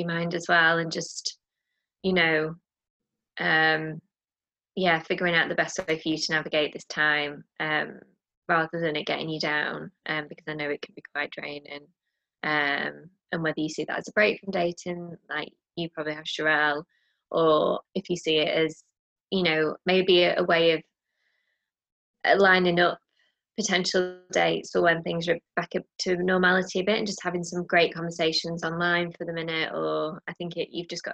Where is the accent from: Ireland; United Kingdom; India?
United Kingdom; as a Brit